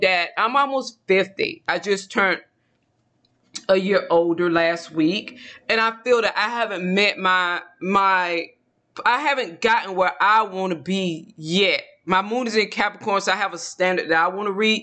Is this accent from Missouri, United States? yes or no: no; Georgia, United States; now in Texas, United States; I'm originally from Georgia